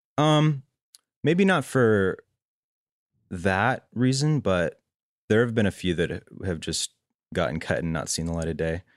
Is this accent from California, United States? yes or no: yes; Los Angeles, California, United States; also born or lived in Boston / San Francisco; I grew up in L A, like, went to high school and everything in L